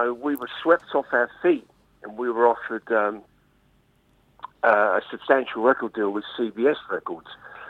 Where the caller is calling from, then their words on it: Kent Coast, South East England, United Kingdom; I'm calling from the Kent Coast.